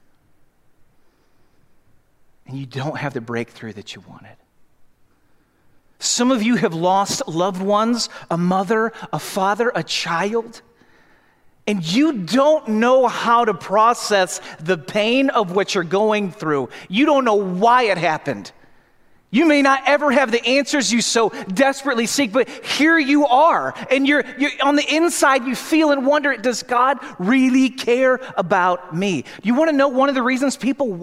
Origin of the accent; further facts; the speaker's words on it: St. Louis, Missouri, United States; I grew up in St. Louis